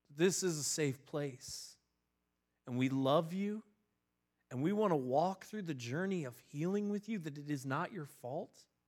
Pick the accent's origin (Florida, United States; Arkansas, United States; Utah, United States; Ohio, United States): Ohio, United States; Northeast; I grew up in Northeast Ohio